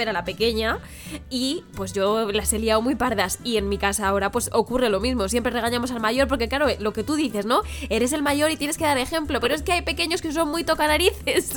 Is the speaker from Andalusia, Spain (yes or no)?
no; Madrid, Community of Madrid, Spain; yo vengo de otro barrio que también es de la zona sur, que se llama Villaverde